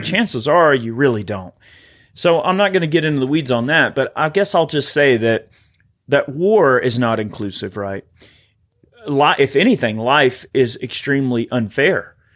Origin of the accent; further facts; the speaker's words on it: United States; as an American